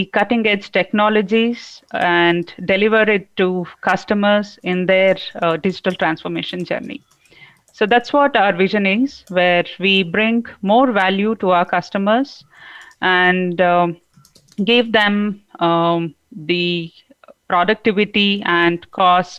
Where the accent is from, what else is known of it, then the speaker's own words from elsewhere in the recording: India; also born or lived in Bangalore; namaste to my fellow Indians. I am speaking here from Bangalore, not from